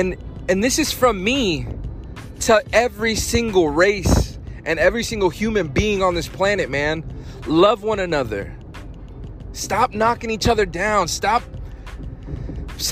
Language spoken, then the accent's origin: English; Fayetteville, North Carolina, United States; I'm from Fayetteville, North Carolina. That's where I was raised. I went to high school there